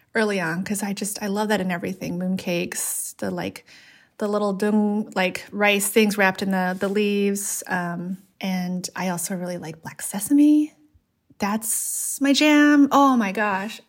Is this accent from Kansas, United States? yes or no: no; Los Angeles, California, United States; growing up in Los Angeles in a part, uh, Latino community and part Asian community